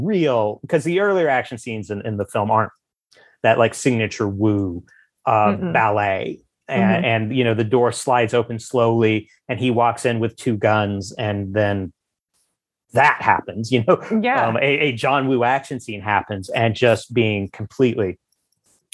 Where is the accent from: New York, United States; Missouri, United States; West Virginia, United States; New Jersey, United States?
Missouri, United States; the Ozarks; also born or lived in Columbia, Missouri; I grew up in Ozarks city. It was, you know, the largest city in the Ozarks, but it was still in the Ozarks